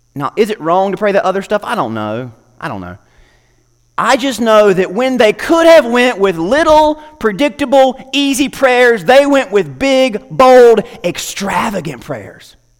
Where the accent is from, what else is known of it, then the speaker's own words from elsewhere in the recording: United States; As an American